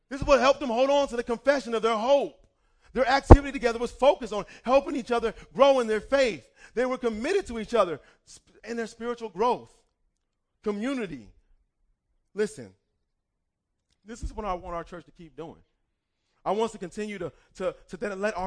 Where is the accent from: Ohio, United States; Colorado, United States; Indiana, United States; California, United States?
Ohio, United States; Cleveland Heights; moved away; I remember growing up in high school. I wanted to try out for the basketball team, and we had an amazing basketball team. I'm from Cleveland Heights, Ohio.